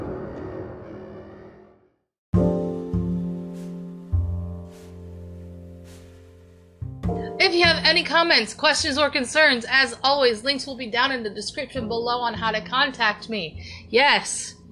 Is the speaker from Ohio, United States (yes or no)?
yes; Ohio, United States; in my hometown in Ohio